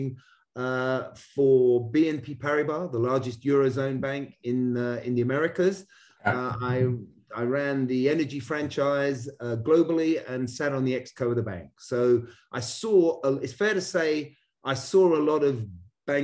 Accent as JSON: {"language": "English", "region": "London", "country": "United Kingdom", "tie": "born or raised there", "moved": "as an adult", "lives_now": "Connecticut, United States", "said": "Originally born and raised in London, very international parents"}